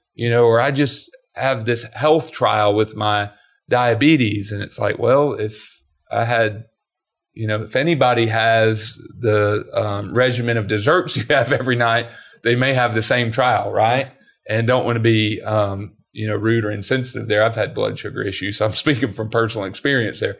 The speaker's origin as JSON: {"language": "English", "region": "Georgia", "country": "United States", "tie": "born or raised there", "said": "growing up in Georgia"}